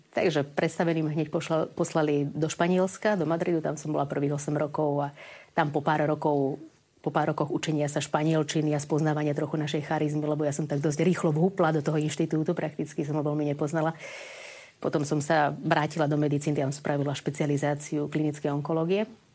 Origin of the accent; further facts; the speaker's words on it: Bratislava, Bratislava Region, Slovakia; moved away as an adult; also born or lived in Ecuador / Bolivia; ja som z Bratislavy, narodila som sa pôvodne z Bratislavy